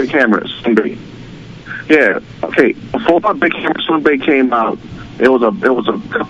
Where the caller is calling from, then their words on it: California, United States; I'm a fisherman at California.